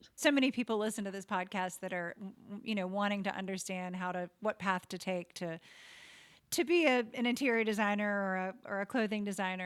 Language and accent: English; the South, United States; growing up in the South